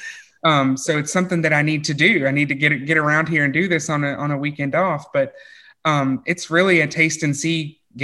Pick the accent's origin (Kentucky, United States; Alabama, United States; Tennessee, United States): Kentucky, United States; I was born and raised in Kentucky